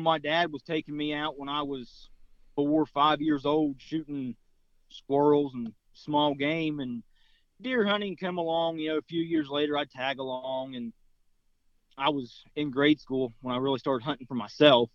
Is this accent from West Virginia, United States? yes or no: yes; North Central West Virginia, United States; moved away as an adult; also born or lived in Southeast Ohio; now in Ohio, United States; I'm from Southeast Ohio. Lived here for about 2.5 years now. I'm originally from North Central West Virginia.